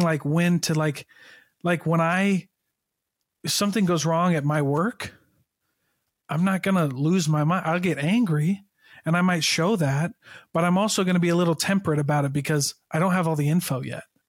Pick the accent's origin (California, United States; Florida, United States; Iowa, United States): Iowa, United States; Keokuk; I'm from Iowa. Uh, I'm from Keokuk, Iowa